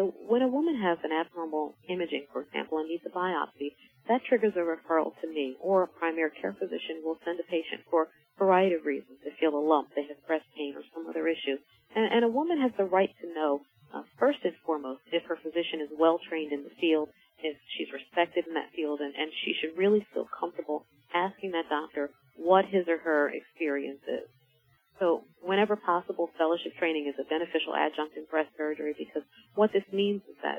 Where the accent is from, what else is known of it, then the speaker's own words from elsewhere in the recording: Philadelphia, Pennsylvania, United States; I am from Philadelphia, a native of Philadelphia, and I chose this hospital in this community because there was such a need for a breast program.